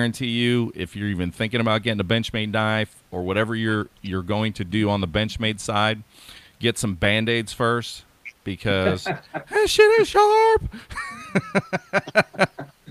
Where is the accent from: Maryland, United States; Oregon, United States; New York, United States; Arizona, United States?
Oregon, United States; here in my home state, which is Oregon